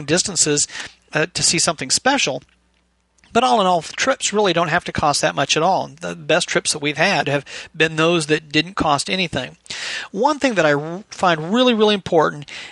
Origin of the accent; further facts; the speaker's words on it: Bellevue, Washington, United States; moved away as an adult; now in Kentucky, United States; I was raised primarily in Bellevue, Washington, I guess from the age of like 2 to 16